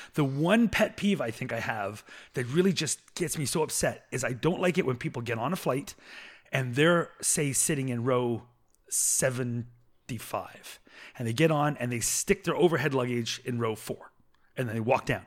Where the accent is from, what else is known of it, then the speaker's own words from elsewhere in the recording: Canada; first language English; as a Canadian.